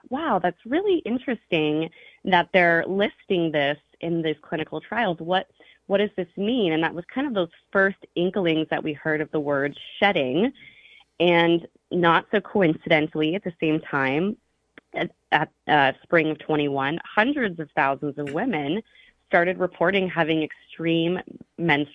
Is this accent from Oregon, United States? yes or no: no; Star, Idaho, United States; now in Hawaii, United States; I was raised in Star. It's like a very tiny town.